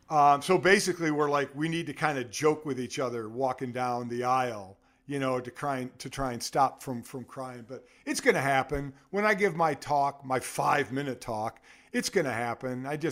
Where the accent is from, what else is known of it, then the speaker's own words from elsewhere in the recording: Cleveland, Ohio, United States; I grew up in Cleveland. So, listen, okay, that is my hometown.